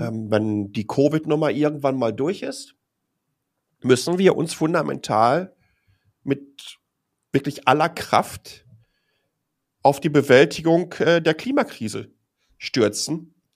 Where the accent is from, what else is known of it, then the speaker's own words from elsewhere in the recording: Dortmund, North Rhine-Westphalia, Germany; moved away as an adult; now in Taipei, Taiwan; ich bin in Dortmund geboren